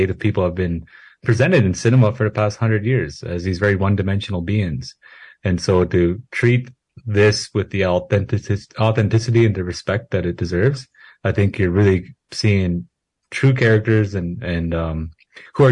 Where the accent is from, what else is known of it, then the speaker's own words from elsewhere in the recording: Siksika, east of Calgary, Alberta, Canada; I grew up in Siksika, in our east of Calgary, the kind of a prairie, rural reservation